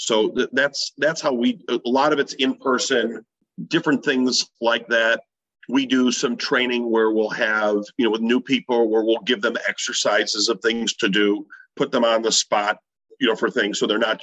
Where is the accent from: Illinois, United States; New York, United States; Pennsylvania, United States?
Illinois, United States; Chicago; I'm from Chicago